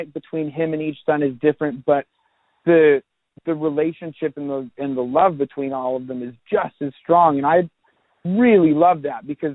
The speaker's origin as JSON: {"language": "English", "town": "Seattle", "region": "Washington", "country": "United States", "tie": "born or raised there", "said": "growing up in Seattle, I grew up teaching myself guitar"}